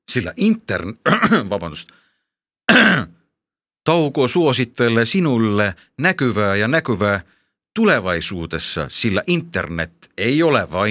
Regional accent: Finland; Estonian is a second language; ega ma esimest korda sõin neid, mina kui soomlane.

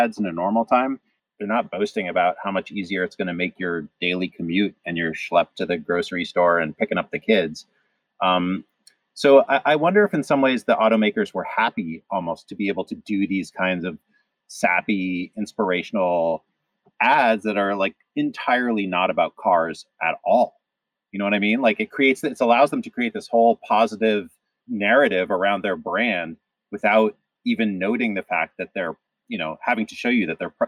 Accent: Cleveland, Ohio, United States; moved away; I grew up partly in the Midwest, so I went to high school in Cleveland

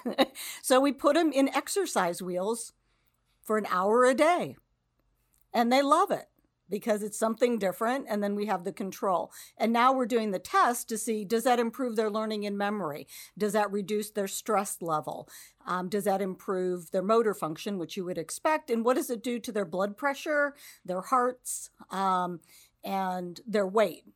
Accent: Cleveland, Ohio, United States; moved away as an adult; now in Cincinnati, United States; I grew up in the Cleveland area

